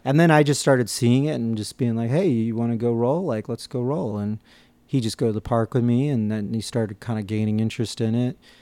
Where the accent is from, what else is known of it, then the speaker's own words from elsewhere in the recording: New York, United States; growing up in New York and, and on the East Coast